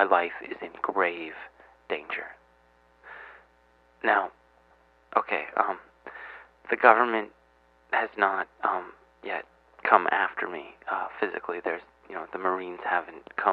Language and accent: English; United States; I'm from the United States.